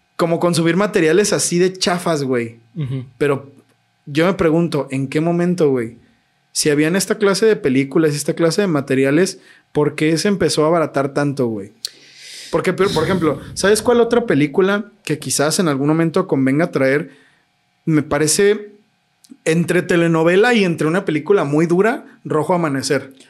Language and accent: Spanish; Mexico; somos mexicanos